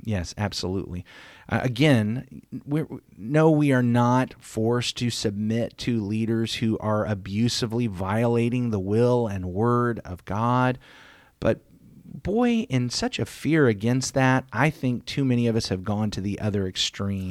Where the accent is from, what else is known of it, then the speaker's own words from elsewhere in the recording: United States; we, as American Christians